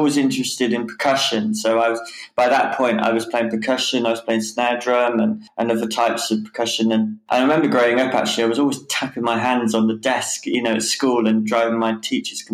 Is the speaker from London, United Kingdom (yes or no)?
no; Whitnash, West Midlands, United Kingdom; moved away as an adult; also born or lived in Rugby / Newcastle; now in Caernarfon, United Kingdom; And I was brought up near Warwick, yeah, in a little place called Whitnash. Yeah, that's where I was brought up and until I moved away to Newcastle when I was, 18